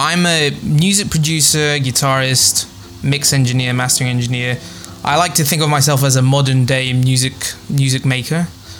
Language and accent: English; Thessaloniki, Central Macedonia, Greece; I'm half. So my dad's English. He's from Liverpool, and my mum's from Greece, from a small town in northern Greece called Kavala. But we've moved quite a few times. So I've grown up in Thessaloniki, which is another northern city in Greece